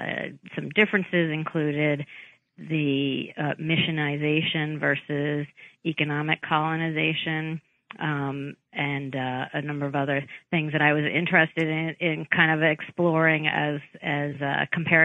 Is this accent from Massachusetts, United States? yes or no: yes; Boston, Massachusetts, United States; I grew up in the Boston area and was in part interested in this particular story because